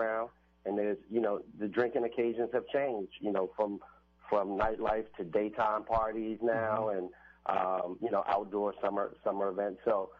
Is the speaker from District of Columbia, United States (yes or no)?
yes; Washington, District of Columbia, United States; So for me, originally I'm from Washington, D.C. I grew up in Northeast D.C. In a place called Langston Terrace. We were at one point where the murder capital of the world.